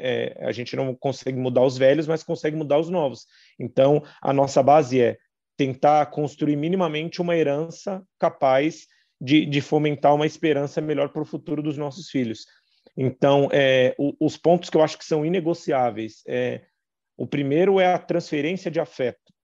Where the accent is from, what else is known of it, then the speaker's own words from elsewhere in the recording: Taboão da Serra, São Paulo, Brazil; Eu nasci e cresci em Taboão da Serra